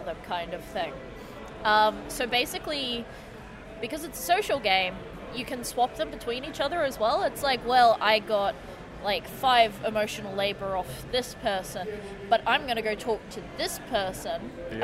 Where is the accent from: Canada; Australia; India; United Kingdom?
Australia; Melbourne, Victoria; I'm from Melbourne